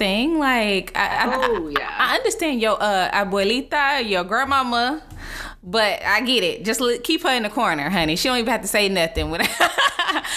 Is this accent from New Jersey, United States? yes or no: no; Dallas, Texas, United States; moved away as an adult; also born or lived in San Francisco; now in Los Angeles, United States; I'm from Dallas, Texas.